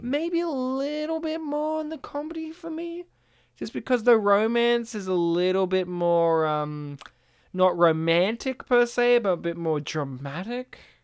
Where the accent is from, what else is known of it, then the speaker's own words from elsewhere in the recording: Australia; as an Australian